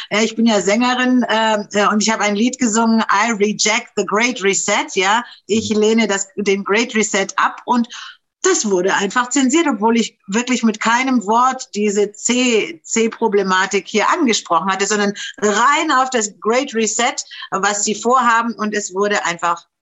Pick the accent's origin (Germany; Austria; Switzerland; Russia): Germany; Du bist aus der Schweiz, ich komme aus Deutschland